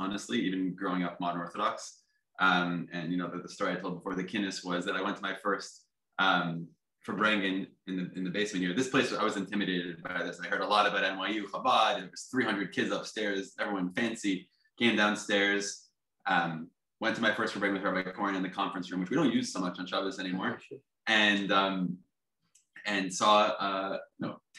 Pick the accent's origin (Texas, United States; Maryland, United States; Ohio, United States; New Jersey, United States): New Jersey, United States; Teaneck; moved away as an adult; also born or lived in East Village, New York; now in New York, United States; I grew up in Teaneck, New Jersey